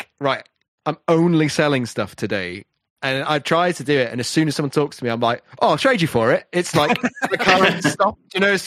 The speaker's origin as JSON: {"language": "English", "region": "Wales", "country": "United Kingdom", "said": "I'm Welsh"}